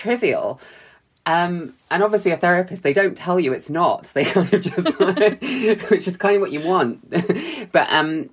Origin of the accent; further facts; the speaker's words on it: Bristol, South West England, United Kingdom; also born or lived in London; Even though I grew up in Bristol, I didn't have any friends here anymore.